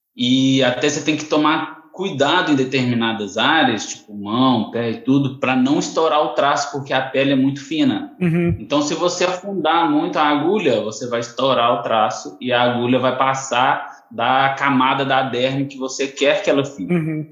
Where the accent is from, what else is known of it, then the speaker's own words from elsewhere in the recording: Bambuí, Minas Gerais, Brazil; moved away as an adult; now in Niterói, Brazil; sou nascido em Minas Gerais, Bambuí, mudei para Niterói